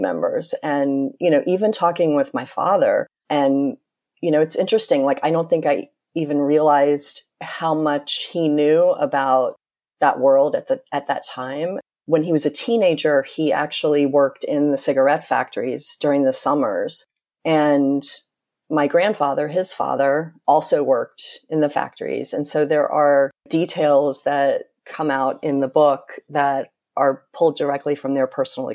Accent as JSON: {"language": "English", "region": "North Carolina", "country": "United States", "tie": "born or raised there", "said": "I grew up in North Carolina and spent a lot of time in Winston-Salem"}